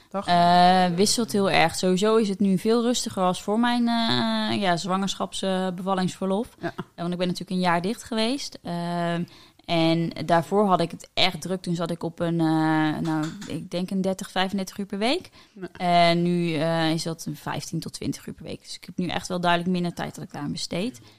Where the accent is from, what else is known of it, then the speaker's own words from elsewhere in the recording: Netherlands; Omdat ik kom uit Nederland.